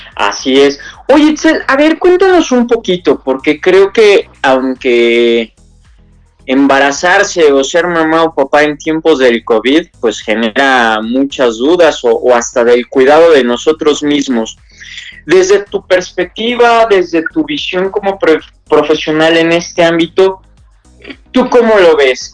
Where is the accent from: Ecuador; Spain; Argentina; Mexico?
Mexico; Somos mexicanos